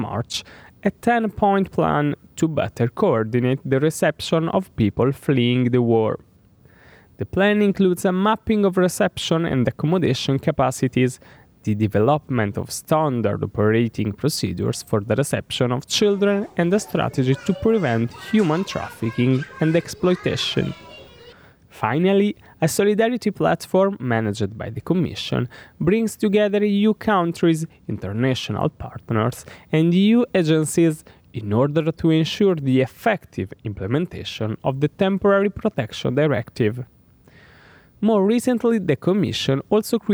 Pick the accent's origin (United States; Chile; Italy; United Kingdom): Italy; my home country, Italy